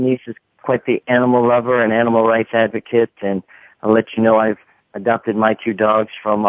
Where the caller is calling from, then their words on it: Atlanta, Georgia, United States; I'm calling from Atlanta.